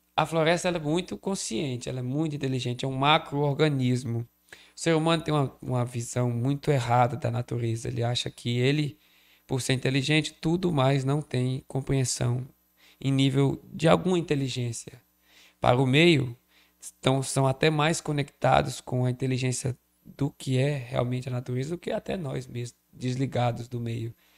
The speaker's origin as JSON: {"language": "Portuguese", "town": "Crato", "region": "Ceará", "country": "Brazil", "tie": "born or raised there", "said": "Eu nasci no Crato"}